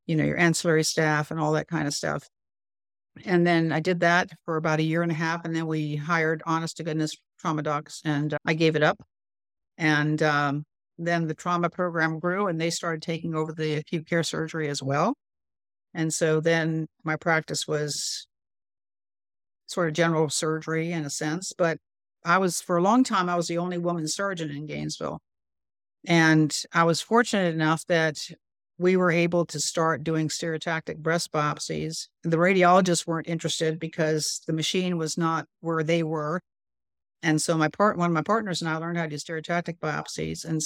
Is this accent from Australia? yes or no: no; North India, India; I think I'm relatively good at languages, and I grew up in India.